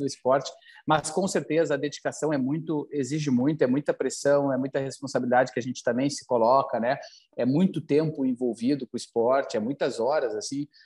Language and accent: Portuguese; Porto Alegre, Rio Grande do Sul, Brazil; aqui no sul, aqui em Porto Alegre, para onde eu, né, onde eu cresci